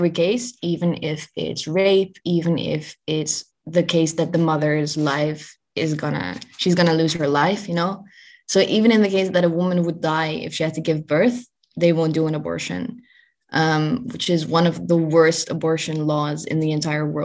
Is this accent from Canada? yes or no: no; Netherlands; And so, luckily, I'm from the Netherlands. So I knew that I could go there fairly easily, even though it was during COVID.